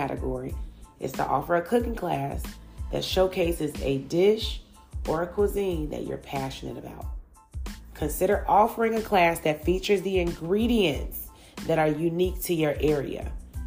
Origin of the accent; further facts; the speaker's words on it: Chicago, Illinois, United States; now in Atlanta, United States; I grew up in Chicago, Illinois, but living in Atlanta has truly introduced me to even more cultures than I saw back home.